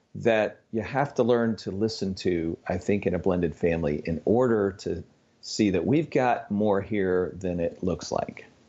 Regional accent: Upper Midwest, United States; now in Arkansas, United States; I'm from the Upper Midwest, uh, originally

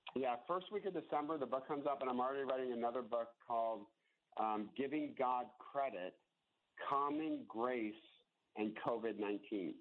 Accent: United States; we are Americans. We are Americans. And then I'm an American Christian

